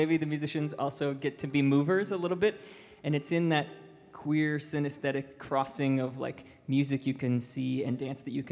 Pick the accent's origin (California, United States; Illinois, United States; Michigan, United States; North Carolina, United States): Michigan, United States; Mount Pleasant; Mount Pleasant, Michigan is my hometown